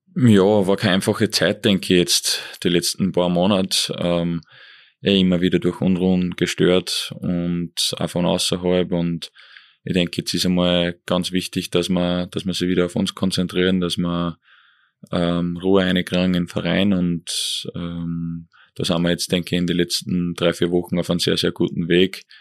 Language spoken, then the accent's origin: German; Eferding, Upper Austria, Austria; Ich bin zweisprachig auf, aufgewachsen in Evering